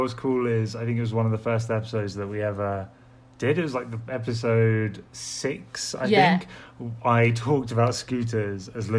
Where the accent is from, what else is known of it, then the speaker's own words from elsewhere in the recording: London, United Kingdom; I'm from London.